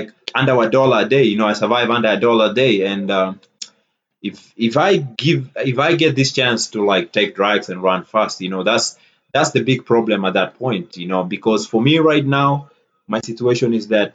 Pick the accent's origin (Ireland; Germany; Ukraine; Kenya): Kenya; now in United States; I grew up in Kenya. I still have family